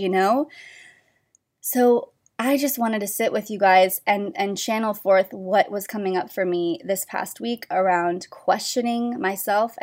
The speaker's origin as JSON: {"language": "English", "area": "Orange County", "region": "California", "country": "United States", "moved": "yes", "said": "I was from Orange County"}